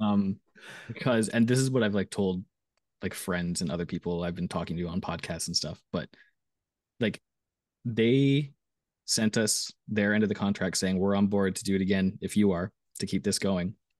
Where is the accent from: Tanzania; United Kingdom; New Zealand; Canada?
Canada; I was from Canada